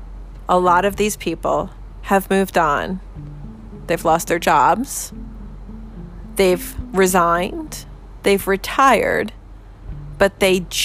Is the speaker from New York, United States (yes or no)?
no; New Jersey, United States; I'm from New Jersey. In New Jersey, we're union strong.